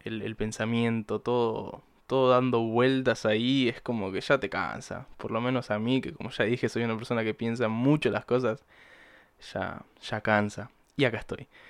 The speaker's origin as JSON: {"language": "Spanish", "region": "Buenos Aires Province", "country": "Argentina", "said": "soy de Buenos Aires. Eh, no porteño exactamente, vivo en la provincia"}